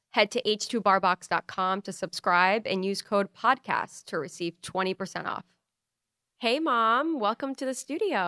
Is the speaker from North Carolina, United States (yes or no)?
no; Rhode Island, United States; growing up in Rhode Island